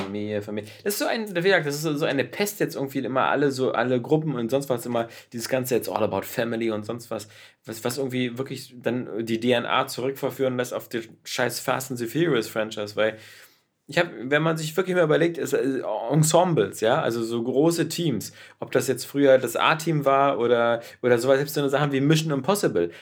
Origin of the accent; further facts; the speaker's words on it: Berlin, Germany; aufgewachsen äh, und geboren in Berlin in der Böttcherstraße.